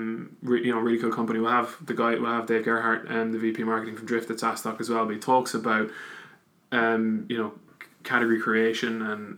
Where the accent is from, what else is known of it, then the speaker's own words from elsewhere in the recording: Wexford, Leinster, Ireland; now in Dublin, Ireland; I'm actually from Wexford, but based in Dublin.